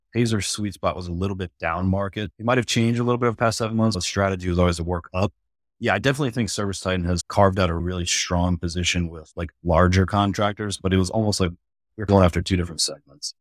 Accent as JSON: {"language": "English", "region": "Michigan", "country": "United States", "tie": "born or raised there", "moved": "yes", "lives_now": "Charlotte, United States", "said": "I was born in Michigan, came down, I'm in Charlotte, North Carolina now, and so I've been here for, this August would be sixteen years"}